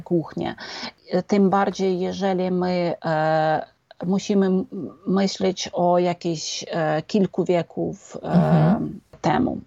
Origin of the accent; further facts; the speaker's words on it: Lviv, Lviv Oblast, Ukraine; To jest moje miasto z narodzenia i to jest, e, miasto moich przodków